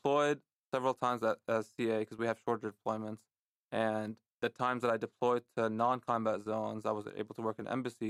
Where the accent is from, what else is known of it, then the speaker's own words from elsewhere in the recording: Lebanon; moved away; also born or lived in San Diego, California; growing up in Lebanon